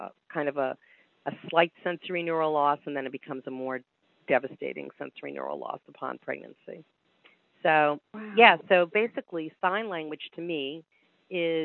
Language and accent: English; New York, United States; moved away; also born or lived in Delaware; I grew up in New York